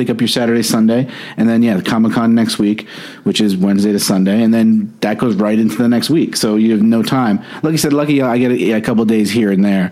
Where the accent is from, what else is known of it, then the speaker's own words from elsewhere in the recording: Orange County, New York, United States; moved away as an adult; now in Los Angeles, United States; I grew up in Orange County, New York, which is, I guess everybody's like, oh, Orange County, if you're out in LA. And it's like a suburb of Manhattan